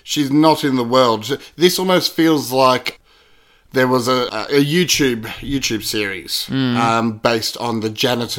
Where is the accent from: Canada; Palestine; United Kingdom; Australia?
Australia; As an Aussie